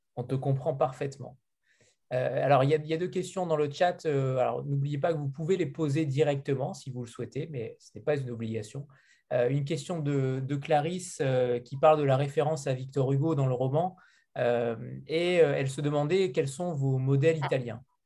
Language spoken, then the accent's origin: French; France; en tant que Français